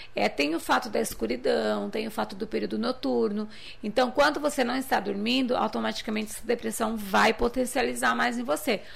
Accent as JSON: {"language": "Portuguese", "town": "Limeira", "region": "São Paulo", "country": "Brazil", "said": "eu sou de Limeira"}